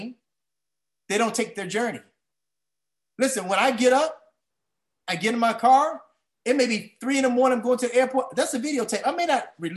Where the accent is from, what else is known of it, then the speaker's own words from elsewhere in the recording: Washington, District of Columbia, United States; now in Maryland, United States; I'm a guy from Washington, D.C.